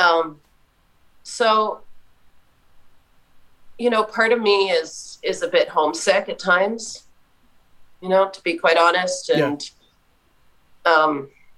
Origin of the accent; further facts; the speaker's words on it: Montreal, Quebec, Canada; moved away as an adult; now in Manitoba, Canada; I'm originally from Montreal, Quebec